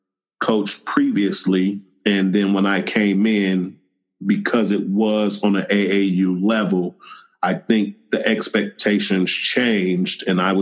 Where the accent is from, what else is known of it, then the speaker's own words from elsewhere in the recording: Oakland, California, United States; I grew up in Oakland, California.